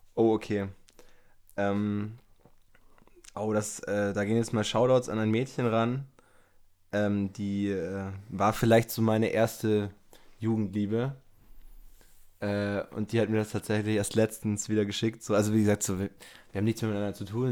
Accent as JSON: {"language": "German", "town": "Germering", "region": "Bavaria", "country": "Germany", "tie": "born or raised there", "said": "in Germering, wo ich aufgewachsen bin"}